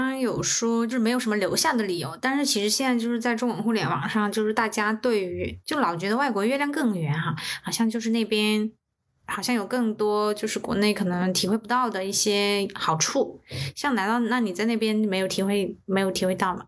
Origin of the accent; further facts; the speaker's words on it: China; 我们作为中国人